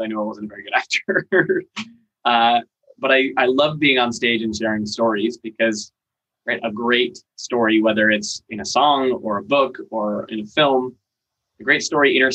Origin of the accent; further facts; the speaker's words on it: Seattle, Washington, United States; moved away as an adult; also born or lived in Maine; now in Los Angeles, United States; I was born in Maine. Okay. Moved across the country when I was pretty little, like four. I grew up mostly in Seattle